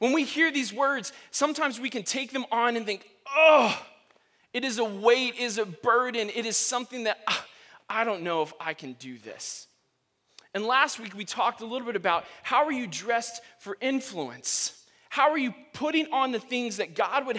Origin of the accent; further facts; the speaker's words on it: Texas, United States; moved away; I'm from Texas